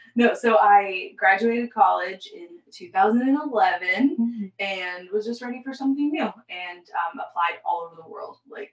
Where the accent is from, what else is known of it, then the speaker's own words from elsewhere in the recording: Florida, United States; also born or lived in Jacksonville, Florida / Orlando, Florida; I was born and raised in Florida. Jacksonville and Orlando. My parents currently live in Orlando. And then I went to Florida State University for college. So literally the vast majority of my life has been in Florida. I am 30 years